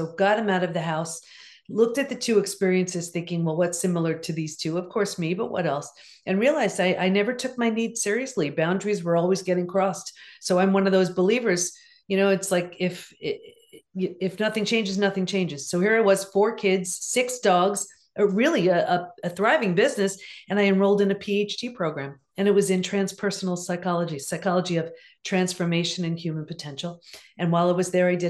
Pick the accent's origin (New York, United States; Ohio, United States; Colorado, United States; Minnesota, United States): New York, United States; Long Island; also born or lived in California; I grew up in Long Island.